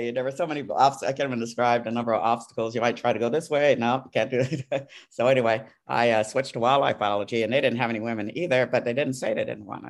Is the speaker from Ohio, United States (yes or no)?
no; New York City, New York, United States; also born or lived in Brooklyn; My parents migrated to Queens, which then was the wilderness of New York City. And so I grew up in Queens.